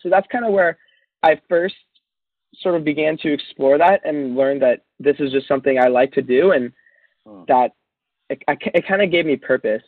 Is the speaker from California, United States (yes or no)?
yes; Encinitas, California, United States; I'm from Encinitas, California, which, if you don't know, that's this quirky little beach town by San Diego.